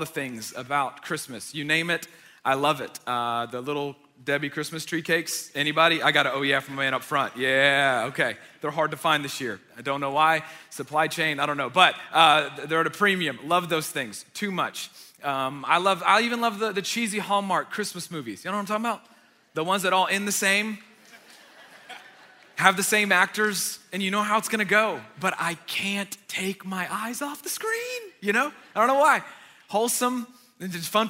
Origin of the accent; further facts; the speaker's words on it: Marietta, Georgia, United States; I grew up in Marietta.